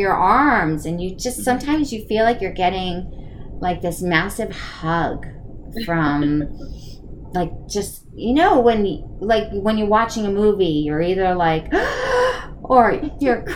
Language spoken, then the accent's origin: English; East Coast, United States; I was born and raised on the East Coast